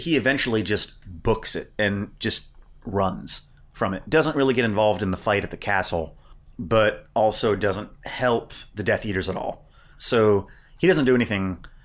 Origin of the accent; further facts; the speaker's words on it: Indiana, United States; moved away; I grew up initially in Indiana, which is a basketball state.